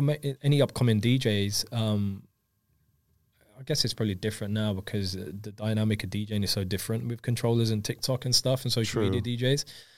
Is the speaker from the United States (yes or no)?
no; India; I'm Indian myself, so